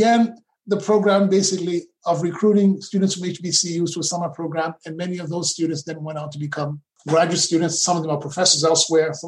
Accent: Brooklyn, New York, United States; I grew up in Brooklyn

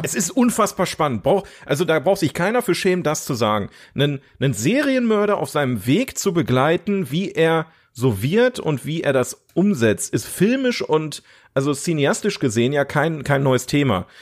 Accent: Ruhr area, North Rhine-Westphalia, Germany; wir kommen aus dem Ruhrgebiet

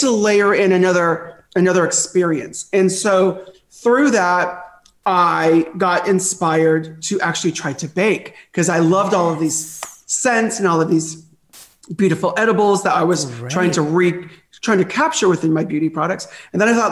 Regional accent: Southern California, United States; growing up in Southern California

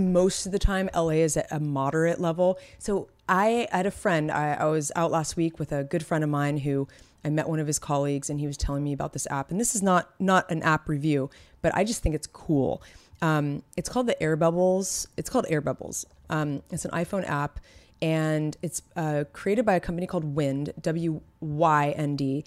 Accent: San Francisco, California, United States; now in Los Angeles, United States; we're from the Bay Area, from San Francisco

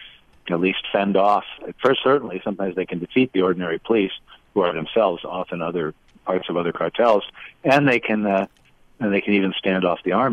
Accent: Chicago, Illinois, United States; I grew up in Chicago as a kid

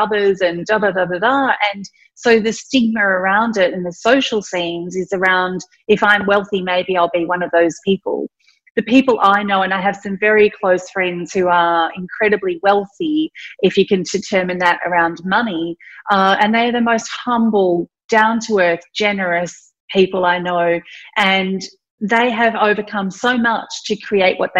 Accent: country Victoria, Australia; also born or lived in Thailand; I'm Indian. I was born in Thailand, but at the age of 4, I grew up in country Victoria

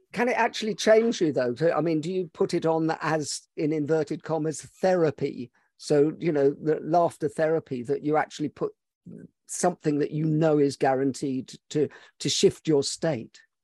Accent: Scotland, United Kingdom; I'm Scottish and Hungarian

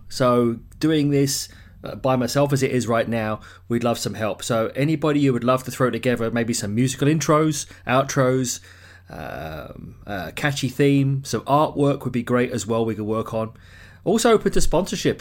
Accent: London, United Kingdom; accent: English; moved away as an adult; also born or lived in Ottawa, Canada; now in Vancouver, Canada; So I grew up in London

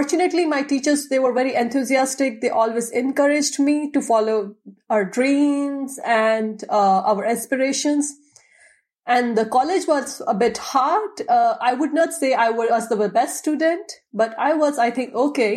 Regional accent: India; moved away as an adult; now in Leuven, Belgium; I'm from India.

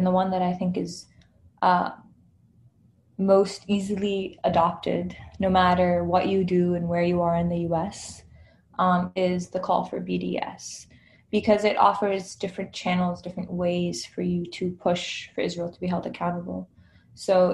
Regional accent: Jordan; moved away as an adult; now in United States; I was born and raised in Jordan

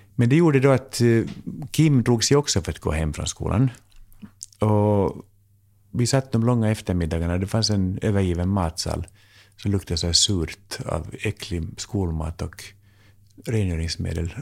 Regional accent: Finland; also born or lived in United States; now in Sweden; jag är finlandssvensk

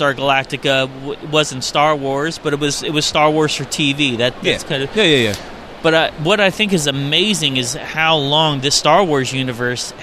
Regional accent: Nashville, Tennessee, United States; We are from Nashville, Tennessee in the United States

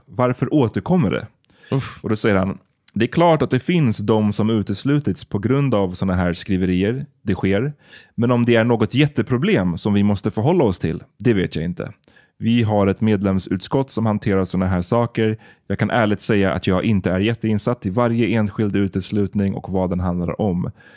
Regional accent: Sweden; som barn i Sverige.

